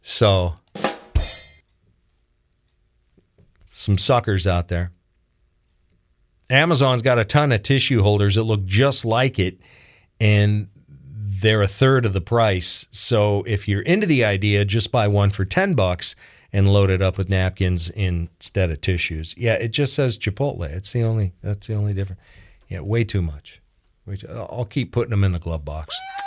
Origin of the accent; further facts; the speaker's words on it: Washington, United States; now in Charlotte County, United States; Back in my home state of Washington